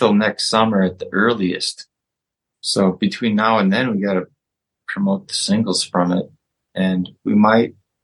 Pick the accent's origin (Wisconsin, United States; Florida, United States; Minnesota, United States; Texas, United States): Wisconsin, United States